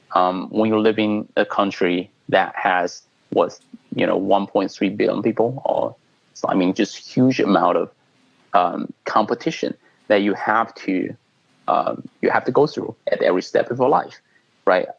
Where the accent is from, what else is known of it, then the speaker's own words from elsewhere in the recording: China; moved away as an adult; now in United States; I was born in China. I came to the U.S. Uh, you know for school and later kind of immigrant uh, immigrated here